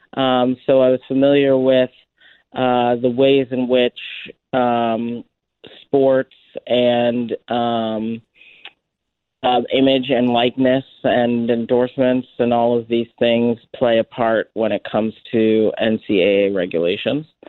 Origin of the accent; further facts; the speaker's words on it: Boston, Massachusetts, United States; I'm New England born and bred